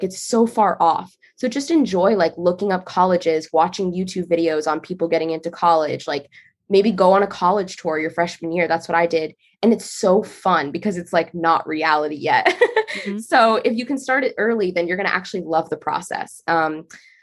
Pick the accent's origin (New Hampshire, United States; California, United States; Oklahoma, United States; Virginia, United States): Virginia, United States; Northern; I'm from Northern Virginia